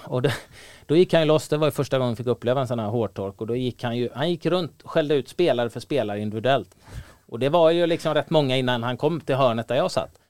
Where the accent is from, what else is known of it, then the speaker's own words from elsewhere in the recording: Gothenburg, Västra Götaland, Sweden; på den tiden jag växte upp i Göteborg